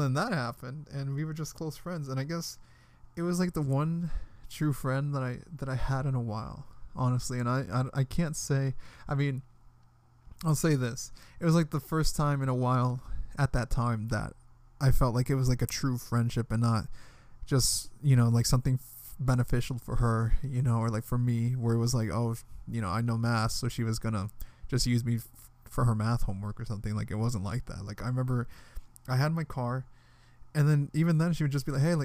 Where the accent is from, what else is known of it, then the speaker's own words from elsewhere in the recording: Washington, District of Columbia, United States; moved away as an adult; from D.C., like, the other Washington